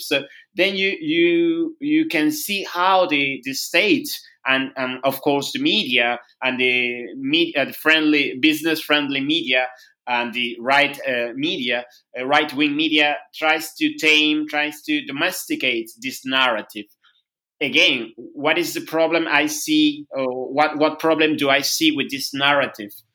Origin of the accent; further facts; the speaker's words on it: northern Peru, Peru; English is a second language; now in Lima, Peru; I am in, in my hometown, hometown in, in the north of Peru